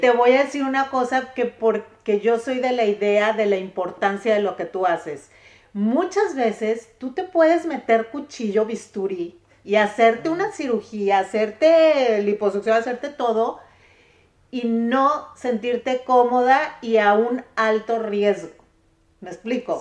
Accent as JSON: {"language": "Spanish", "country": "Mexico", "said": "como mexicanas somos"}